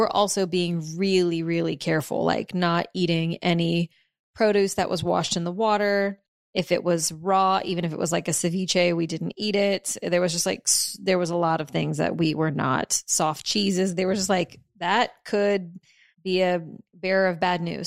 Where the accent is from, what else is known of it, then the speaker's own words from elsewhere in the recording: New Orleans, Louisiana, United States; I'm from New Orleans